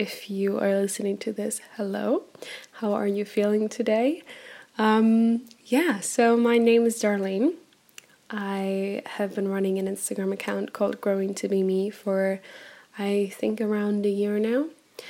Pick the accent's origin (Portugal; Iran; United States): Portugal; Centro; also born or lived in Bremen, Germany; I was born in Germany on the 8th of August 96. So I'm originally from Germany and Bremen. All around from Bremen. My whole family is German. But when I was 6 years old, we decided to move to Portugal. So I grew up in a teeny tiny little countryside village in central Portugal